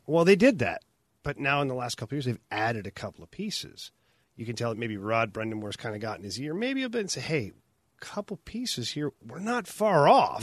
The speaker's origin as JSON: {"language": "English", "country": "Canada", "moved": "yes", "lives_now": "United States", "said": "I know I'm Canadian"}